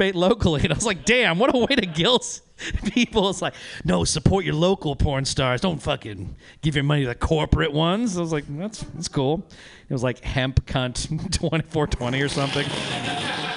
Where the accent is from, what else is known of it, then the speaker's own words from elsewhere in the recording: Reno, Nevada, United States; now in Oakland, United States; I'm originally from Reno, Nevada